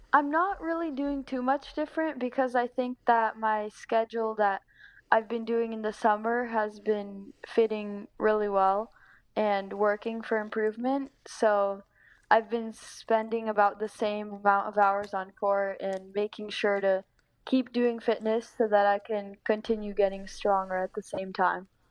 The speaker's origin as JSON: {"language": "English", "region": "Northern California", "country": "United States", "tie": "born or raised there", "said": "I've grown up here for my whole life"}